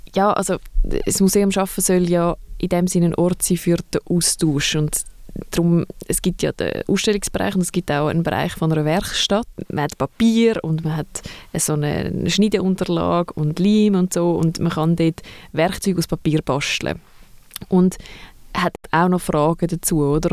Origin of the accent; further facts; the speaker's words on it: Zurich, Switzerland; Und ich bin aus Zürich und arbeite in Winterthur.